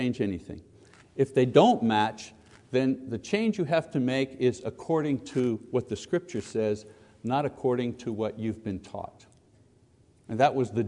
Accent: Quebec, Canada; I was born in Quebec, born as a Catholic, served as an altar boy, went to seminary, taught Catholic school

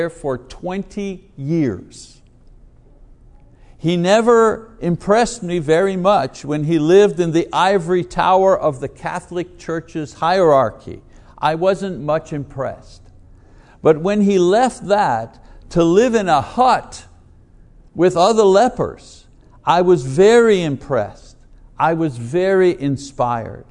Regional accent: Montreal, Quebec, Canada; a boy growing up in Montreal, in Quebec

